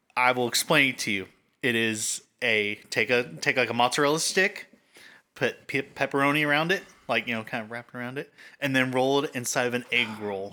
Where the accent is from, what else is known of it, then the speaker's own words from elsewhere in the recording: Indiana, United States; I'm from Indiana